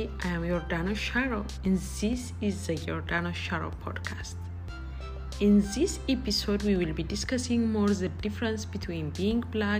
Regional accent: Ethiopia; moved away as an adult; now in United States; I was born and raised in Ethiopia, and when I grew up there, I know only that I'm Ethiopian

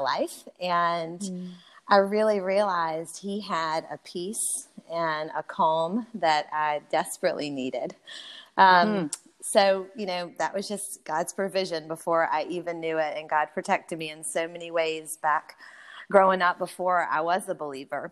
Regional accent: Louisiana, United States; moved away as an adult; also born or lived in Georgia; I grew up in Louisiana. So I'm a Cajun-born girl. Grew up in the bayou.

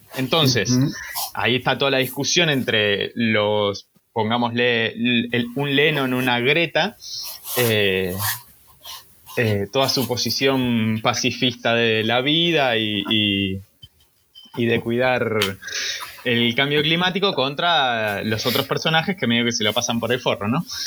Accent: Rosario, Santa Fe, Argentina; somos de Rosario o no somos de Rosario

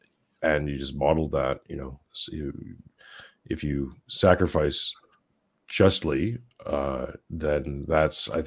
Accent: Canada; moved away as an adult; also born or lived in Western Australia; now in Australia; I'm Canadian by birth, moved out to my wife's Australian. We moved out to Australia, Western Australia, about 2 years ago

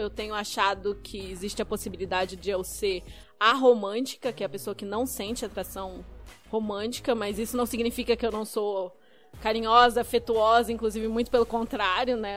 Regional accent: interior of Paraná, Brazil; moved away as an adult; now in Curitiba, Brazil; eu sou originalmente do interior do Paraná. Minha família é de uma cidadezinha do interior do Paraná, mas eu já moro em Curitiba tem quase 10 anos

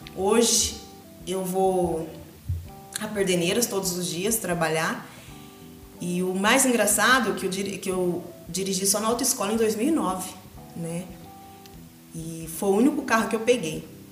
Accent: Macatuba, São Paulo, Brazil; also born or lived in Agudos; Eu vivia entre Agudos e Macatuba, eu nasci em Macatuba. E eu morei até minha adolescência com meus avós.

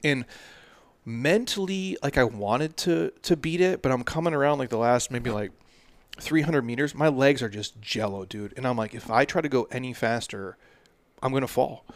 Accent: Minnesota, United States; moved away; I'm from the Midwest

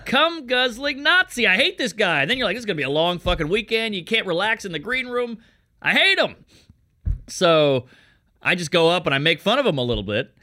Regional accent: Louisiana, United States; moved away; I'm from Louisiana

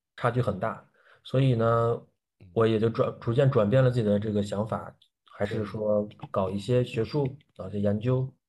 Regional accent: Baoding, Hebei, China; moved away as an adult; also born or lived in Xi'an / Mexico; 我家是农村的，我从村子里长大

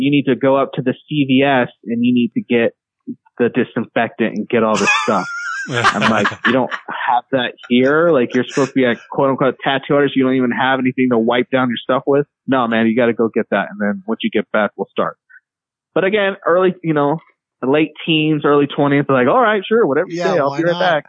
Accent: Reno, Nevada, United States; now in Elko, United States; I think growing up in Reno

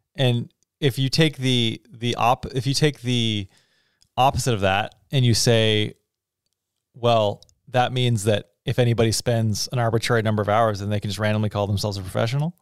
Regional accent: Texas, United States; moved away; also born or lived in Canada; when I was a kid in elementary school growing up in Texas

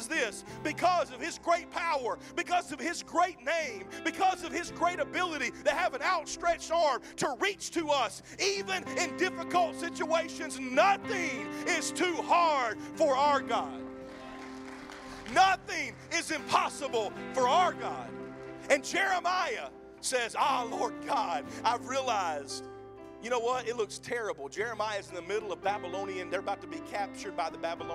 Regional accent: Mississippi, United States; now in Oklahoma, United States; I'm from Mississippi. I get my words twisted half the time

